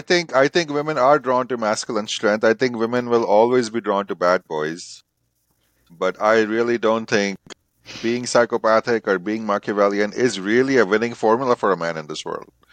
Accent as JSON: {"language": "English", "country": "India", "tie": "born or raised there", "said": "I grew up in India"}